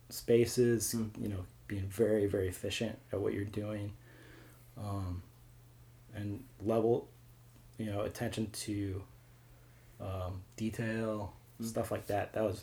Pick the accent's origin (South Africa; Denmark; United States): United States; St. Louis, Missouri; also born or lived in Kirksville, Missouri / New York; I grew up in St. Louis. Grew up in Baldwin, moved to Fenton, then went to Truman State in Kirksville, then moved back here for a while.